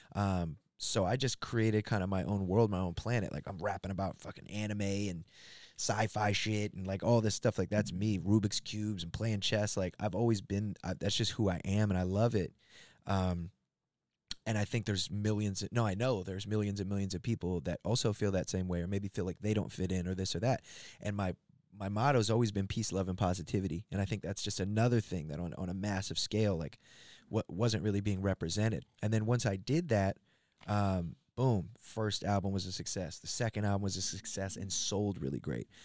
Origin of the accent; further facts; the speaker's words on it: Gaithersburg, Maryland, United States; moved away; where I came up, not far from there, in a, a town called Gaithersburg, and I was, uh, yeah, it's like a suburb